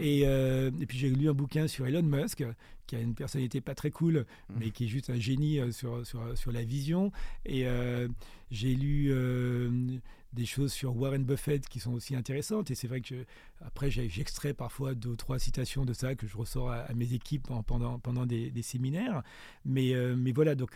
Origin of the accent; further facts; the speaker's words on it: Martinique; also born or lived in France / South Africa; now in Johannesburg, South Africa; quand on est martiniquais et quand on a mon âge, on a forcément été influencé par Aimé Césaire